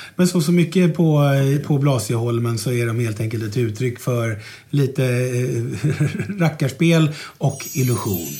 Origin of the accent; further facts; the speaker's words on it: Stockholm, Stockholm County, Sweden; jag är ju född och uppvuxen här uppe på Mariaberget där vi sitter